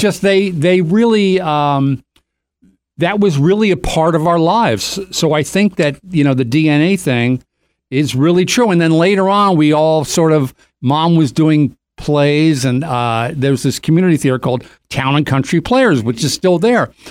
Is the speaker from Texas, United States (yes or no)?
no; Doylestown, Pennsylvania, United States; growing up in Doylestown, Pennsylvania